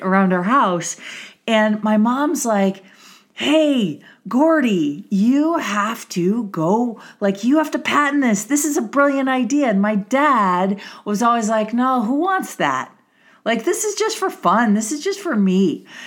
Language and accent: English; Milwaukee, Wisconsin, United States; I grew up in Wisconsin. Yes, I'm a cheesehead